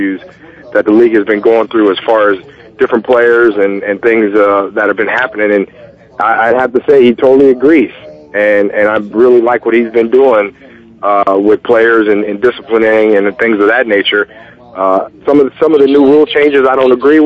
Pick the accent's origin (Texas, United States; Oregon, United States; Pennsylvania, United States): Pennsylvania, United States; Allentown; I grew up in Allentown.